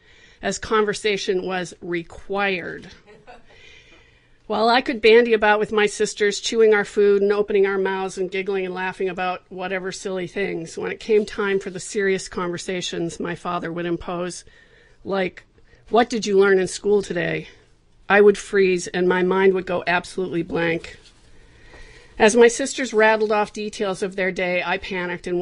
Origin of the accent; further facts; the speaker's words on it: Southern California, United States; Growing up in Southern California, surrounded by the Hollywood business